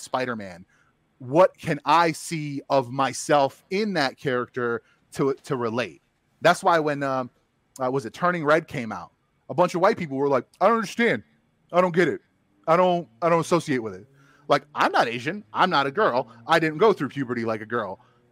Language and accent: English; Bosnia & Herzegovina; moved away; I'm from Bosnia